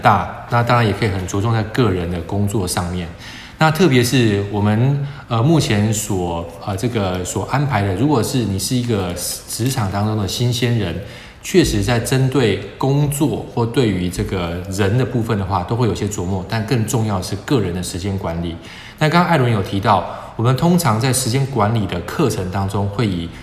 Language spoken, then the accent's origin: Chinese; Taiwan; 我相信可能会是大部分台湾的学生的痛。我们从很小就开始学这件事情了